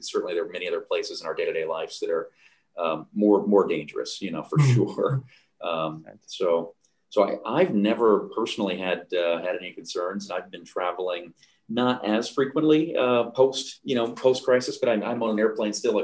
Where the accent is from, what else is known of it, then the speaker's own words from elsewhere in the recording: United States; now in Canada; as an American who, you know, lives in Canada